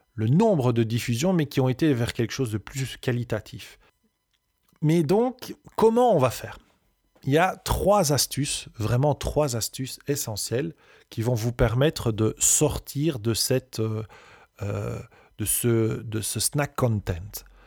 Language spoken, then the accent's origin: French; Belgium; on est belge, on peut avoir un accent, et c'est OK